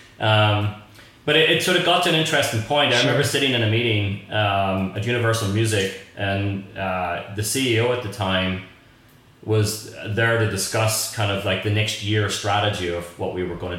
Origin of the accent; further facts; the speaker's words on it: Belfast, Northern Ireland, United Kingdom; accent: Northern Irish; moved away as an adult; also born or lived in New York; now in United States; I'm from Belfast in Northern Ireland. And, you know, back in the 70s, 80s, it was kind of a bit of a cultural wasteland.